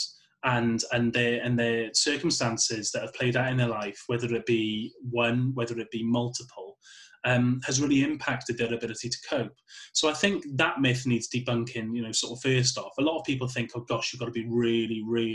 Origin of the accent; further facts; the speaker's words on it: Welsh, Wales, United Kingdom; I'm Welsh